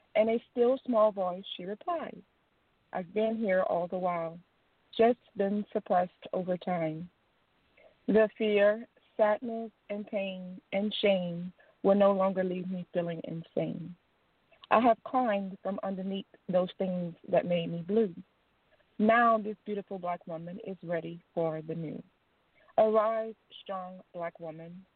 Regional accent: Louisiana, United States; I'm from Louisiana

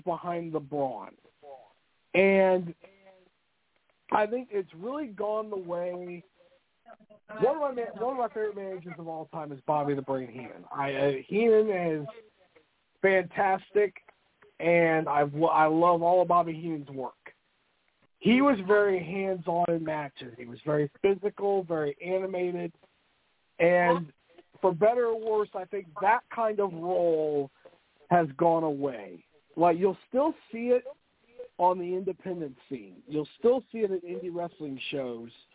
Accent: Indianapolis, Indiana, United States; I grew up in Indianapolis, Indiana

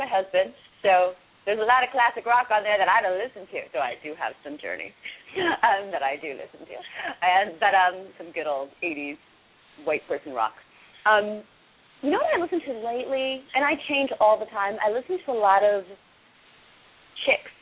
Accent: Washington, District of Columbia, United States; I grew up in Washington D.C. in the nine in the 80s

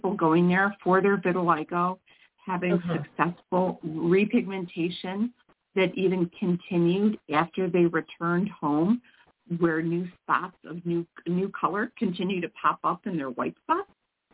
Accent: Mount Prospect, Illinois, United States; also born or lived in northwest suburbs of Chicago; I'm not terribly far from where I grew up in Mount Prospect, Illinois

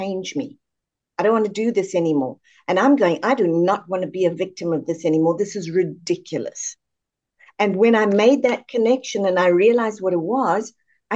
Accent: South Africa; moved away as an adult; Born and raised in South Africa, moved across here in about 96.

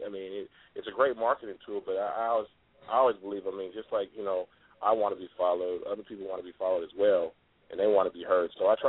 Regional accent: West Coast, United States; also born or lived in Atlanta; I mean, I was, you know, born in Atlanta, but really I was raised on the West Coast, so, I mean, that's what's in my blood.

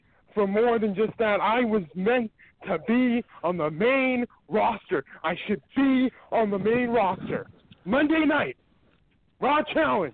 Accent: Winnipeg, Manitoba, Canada; from Winnipeg, Manitoba, Canada

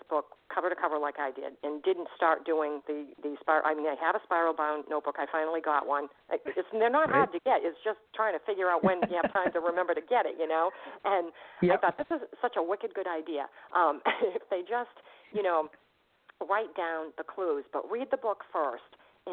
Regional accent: Boston, Massachusetts, United States; I'm from Boston.

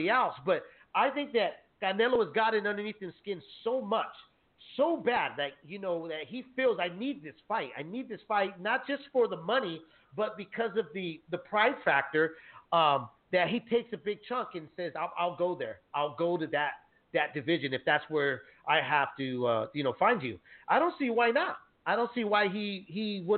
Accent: San Jose, California, United States; moved away as an adult; now in Central Valley, California, United States; I'm from the Bay, moved from San Jose, been living here for, you know, more than 10 years

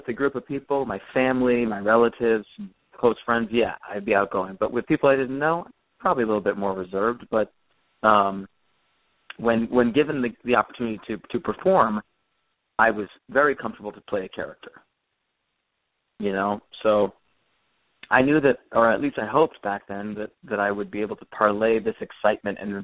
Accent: California, United States; I grew up in California

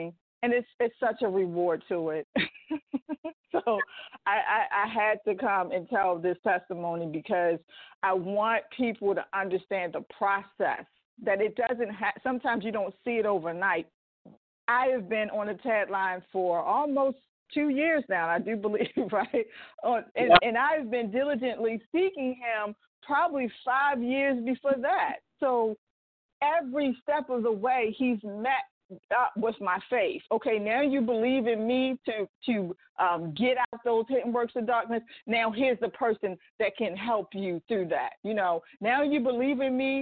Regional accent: Baltimore, Maryland, United States; moved away; I'm originally from Baltimore, Maryland

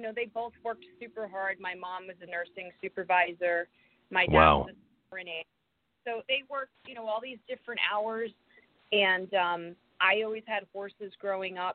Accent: Rhode Island, United States; moved away as an adult; also born or lived in Connecticut / Brooklyn; I grew up in Rhode Island

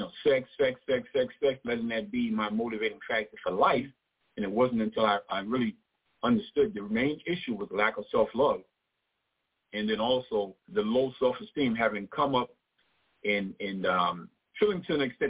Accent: New York City, New York, United States; I grew up in Brooklyn. as I said, I'm a New Yorker, native New Yorker

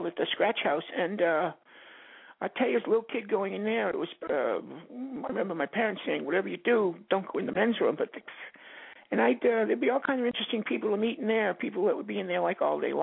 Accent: Boston, Massachusetts, United States; I'd go down to Scully Square and go into Penny Arcade all day

